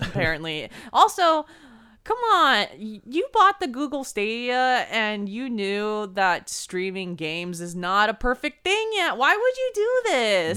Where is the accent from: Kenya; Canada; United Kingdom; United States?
United States; Bay Area, California; we're from the Bay Area